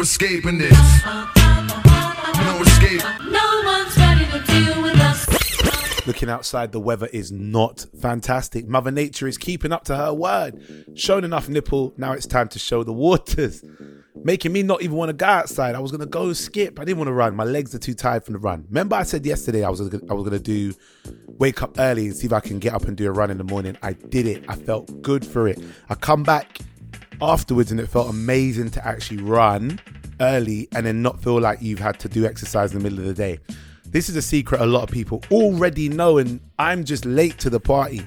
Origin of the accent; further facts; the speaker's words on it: United Kingdom; we believe as British people